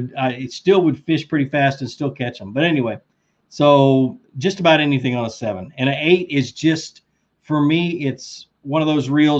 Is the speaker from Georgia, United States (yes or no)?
yes; Rome, Georgia, United States; I'm from Rome, Georgia is where I'm from.